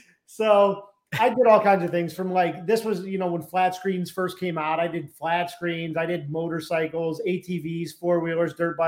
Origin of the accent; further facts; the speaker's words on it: Ohio, United States; now in Tampa, United States; We're from Ohio. Yep.